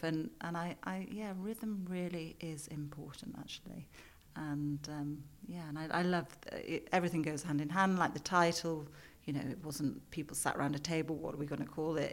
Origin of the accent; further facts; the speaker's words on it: Yorkshire and the Humber, United Kingdom; now in London, United Kingdom; I'm from Yorkshire. It's it's part of who I am.